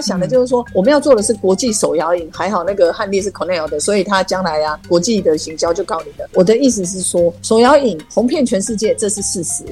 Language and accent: Chinese; Nantou County, Taiwan; 我是南投长大的，我希望南投好